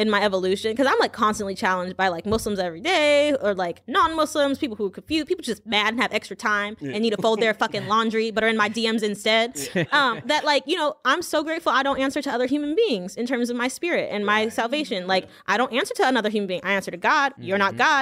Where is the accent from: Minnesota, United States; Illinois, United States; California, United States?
California, United States; Pasadena; also born or lived in Louisiana; I grew up in Pasadena, California